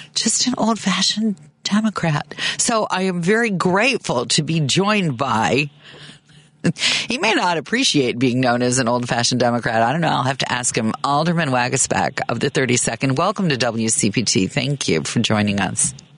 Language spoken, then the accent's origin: English; Chicago, Illinois, United States; moved away as an adult; also born or lived in Oakland; I moved back home to Chicago from Oakland